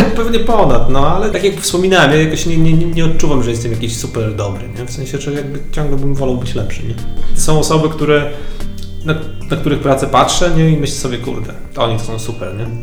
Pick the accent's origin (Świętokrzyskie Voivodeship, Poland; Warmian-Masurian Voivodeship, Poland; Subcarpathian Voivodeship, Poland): Warmian-Masurian Voivodeship, Poland; ja pochodzę z Mazur, z takiej niezbyt dużej miejscowości